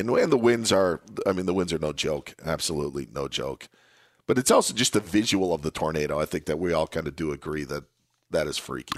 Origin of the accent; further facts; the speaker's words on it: North Central Wisconsin, United States; now in Southern California, United States; I grew up in the Upper Midwest, uh, grew up in, uh, North Central Wisconsin